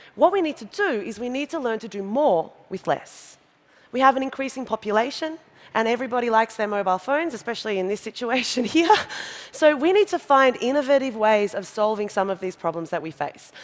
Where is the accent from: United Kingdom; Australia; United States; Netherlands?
Australia